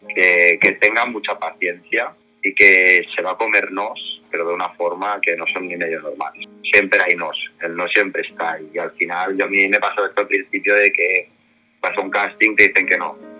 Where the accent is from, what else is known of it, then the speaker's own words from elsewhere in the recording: Barcelona, Catalonia, Spain; yo soy de Barcelona